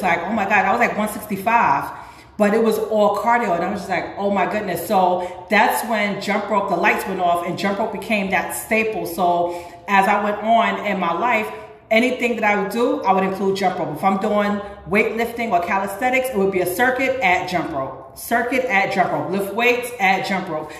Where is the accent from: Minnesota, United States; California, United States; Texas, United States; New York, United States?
New York, United States; New York City; also born or lived in Harlem; I was born and raised in the Bronx, but I always went to school in Harlem